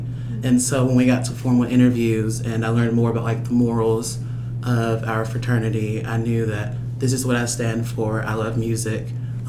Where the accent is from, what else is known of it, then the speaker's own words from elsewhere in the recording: Memphis, Tennessee, United States; moved away as an adult; now in Arkansas, United States; I'm not from Arkansas. I'm from Memphis.